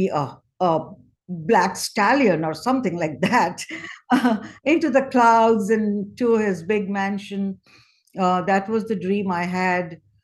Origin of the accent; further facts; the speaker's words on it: India; I think I was blessed, unlike so many other families in India.